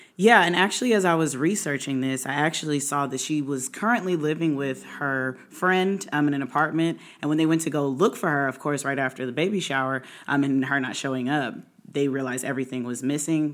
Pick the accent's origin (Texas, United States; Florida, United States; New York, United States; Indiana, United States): Indiana, United States; Indianapolis; now in Maryland, United States; I'm originally from Maryland, grew up in Indianapolis, moved back about six years ago